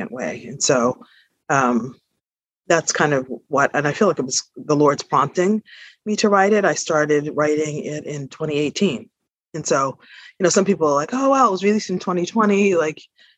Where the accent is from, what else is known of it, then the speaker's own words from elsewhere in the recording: Boston, Massachusetts, United States; moved away as an adult; also born or lived in Paris, France / South Africa; I am a Bostonian, and I was born in Boston. My parents were from the South, and they basically migrated to Boston, and that's my formative years have been spent here